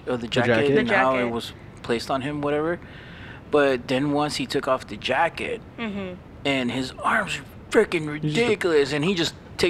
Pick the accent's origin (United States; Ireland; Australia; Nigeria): United States; No, we're American.